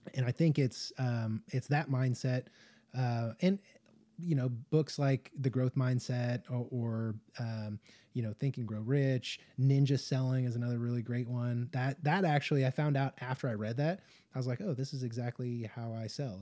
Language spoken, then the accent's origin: English; Las Vegas, Nevada, United States; moved away; I spent a lot of time growing up in like the Las Vegas area